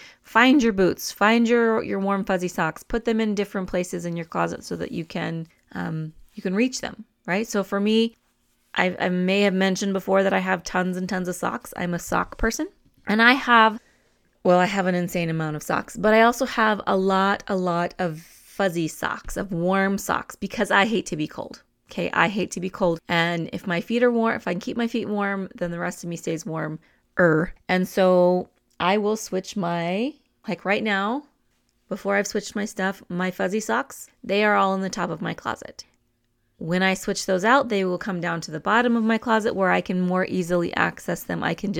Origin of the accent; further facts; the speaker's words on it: New Mexico, United States; I'm more of a roasted chili person because I'm from New Mexico.